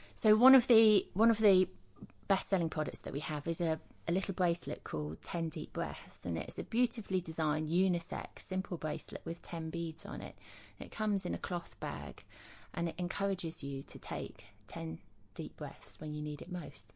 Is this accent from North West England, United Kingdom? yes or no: no; Leicester, East Midlands, United Kingdom; I grew up in Leicester in the East Midlands